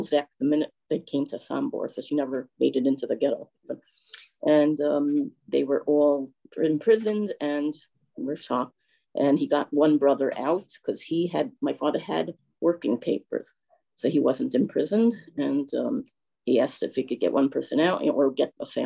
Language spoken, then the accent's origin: English; New York, United States; we are originally from New York, first the Bronx and then Manhattan